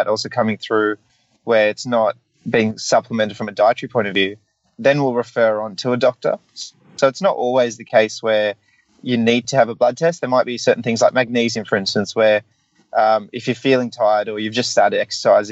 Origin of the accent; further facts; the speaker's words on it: New South Wales, Australia; I'm a New South Welshman